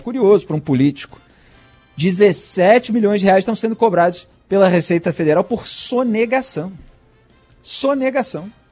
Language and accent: Portuguese; Rio de Janeiro, Brazil; also born or lived in São Paulo; tô bem aqui também na minha cidade natal